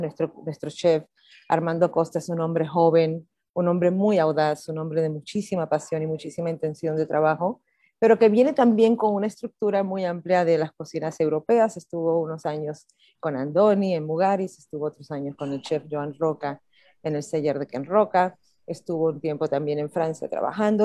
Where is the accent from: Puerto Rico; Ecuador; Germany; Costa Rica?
Puerto Rico; moved away as an adult; now in Mexico City, Mexico; yo soy puertorriqueña